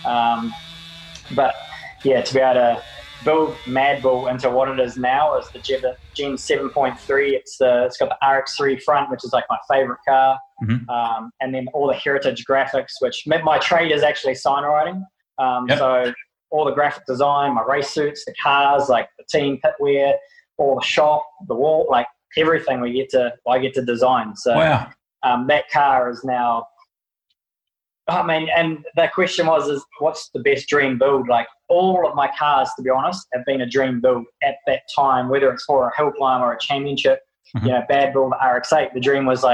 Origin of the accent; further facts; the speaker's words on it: New Zealand; Being just a Kiwi, no brothers, no sisters, growing up with my mum